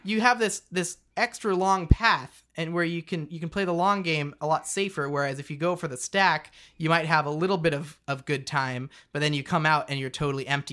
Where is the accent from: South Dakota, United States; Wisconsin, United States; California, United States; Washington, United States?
Washington, United States; Yakima; I'm from Yakima